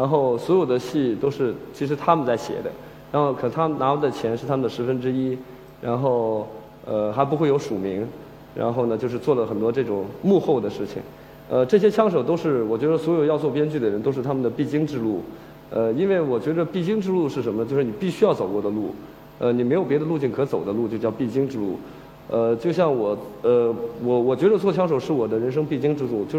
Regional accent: Huantai, Shandong, China; 就是我是环台县的人，从小在农村长大。

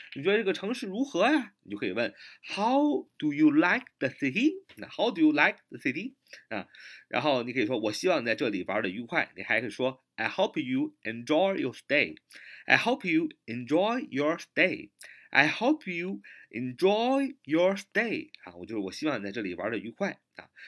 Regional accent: China; 我们中国人经常这么说

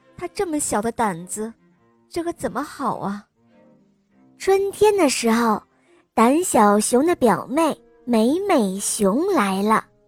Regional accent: Heilongjiang, China; 我来自黑龙江，我今年四岁了

